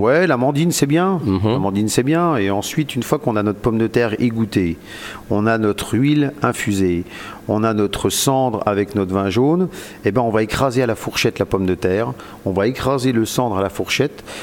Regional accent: Jura, Bourgogne-Franche-Comté, France; comme on est jurassien

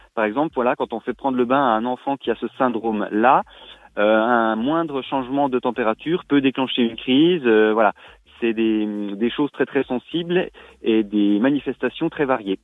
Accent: Rennes-sur-Loue, Bourgogne-Franche-Comté, France; chez nous à Rennes-sur-Loup

